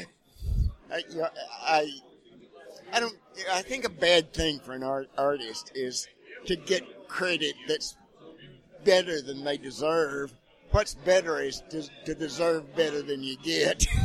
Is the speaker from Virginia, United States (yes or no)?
no; Texas, United States; now in Missouri, United States; I'm a Texan